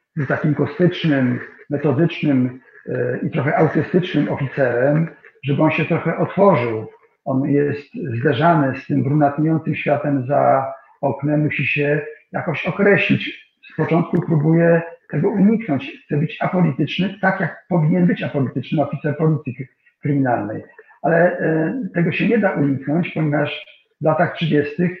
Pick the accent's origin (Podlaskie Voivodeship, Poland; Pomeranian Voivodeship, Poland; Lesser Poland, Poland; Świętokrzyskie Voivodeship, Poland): Pomeranian Voivodeship, Poland; Kwidzyn; moved away; mojego rodzinnego miasta